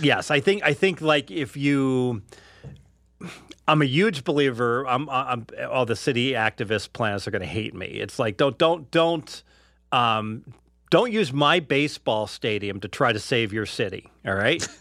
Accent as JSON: {"language": "English", "town": "Cincinnati", "region": "Ohio", "country": "United States", "tie": "born or raised there", "moved": "yes", "lives_now": "Henderson, United States", "said": "growing up in Cincinnati"}